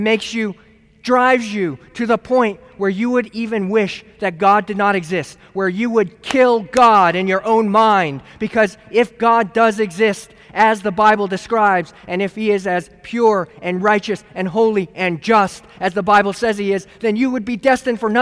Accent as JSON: {"language": "English", "town": "San Luis Obispo", "region": "California", "country": "United States", "moved": "as an adult", "said": "I'm from San Luis Obispo, California"}